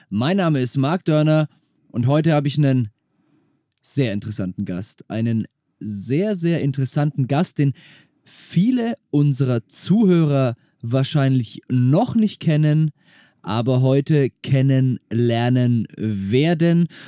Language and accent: German; Hamburg, Germany; Ich bin gebürtiger Hamburger.